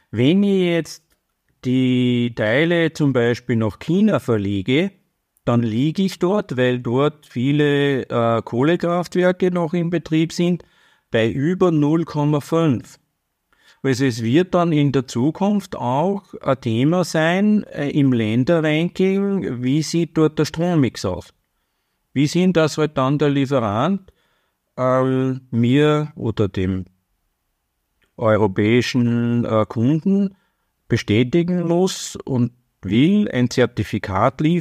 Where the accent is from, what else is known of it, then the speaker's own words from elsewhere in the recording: Austria; Und als Österreicher, ähm, das ist in Österreich das Bundesfinanzministerium